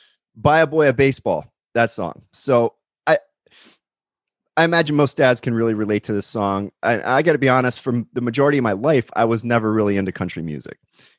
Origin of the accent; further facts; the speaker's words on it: California, United States; especially now during these lockdowns as a Californian.